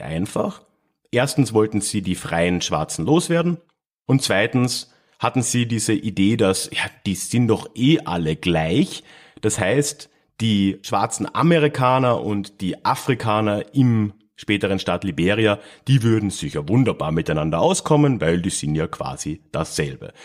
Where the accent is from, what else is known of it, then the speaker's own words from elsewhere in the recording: Villach, Carinthia, Austria; moved away; in meiner alten Heimatstadt Villach in Kärnten